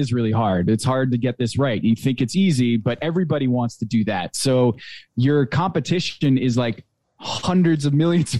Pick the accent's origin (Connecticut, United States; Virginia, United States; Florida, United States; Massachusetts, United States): Connecticut, United States; I grew up right outside of New York City